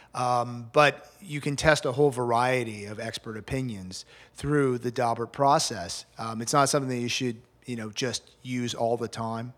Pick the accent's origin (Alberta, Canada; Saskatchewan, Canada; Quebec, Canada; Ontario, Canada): Quebec, Canada; Montreal; moved away as an adult; also born or lived in Kingston, Canada; now in Miami, United States; born and raised in Montreal, uh, nineteen sixty-seven and ninety-two, and then I moved to Miami